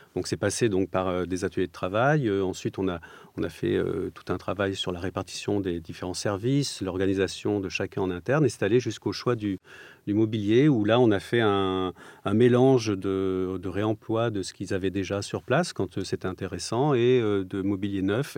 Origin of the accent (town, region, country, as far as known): Provence-Alpes-Côte d'Azur, France; born or raised there; moved away; also born or lived in Strasbourg